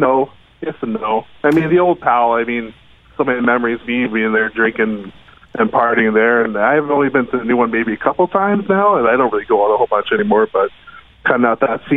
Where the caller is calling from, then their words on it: Winnipeg, Manitoba, Canada; I'm in Winnipeg.